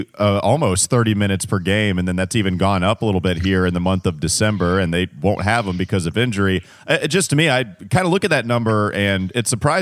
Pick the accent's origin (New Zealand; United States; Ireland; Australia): United States; Catawba County, North Carolina; I'm from Catawba County.